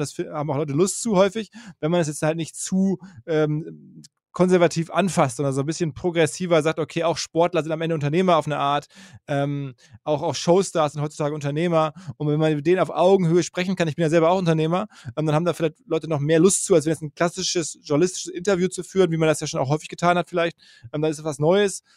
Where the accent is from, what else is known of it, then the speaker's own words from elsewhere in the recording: Essen, North Rhine-Westphalia, Germany; also born or lived in Green Bay, Wisconsin, United States / New York, United States / Dortmund; in Deutschland, in Essen, wo ich geboren bin